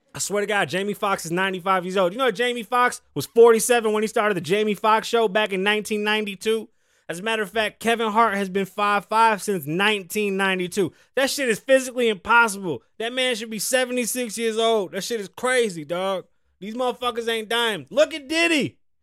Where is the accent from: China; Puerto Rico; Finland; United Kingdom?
Puerto Rico; moved away; I'm further and further apart from my island and from where I'm from.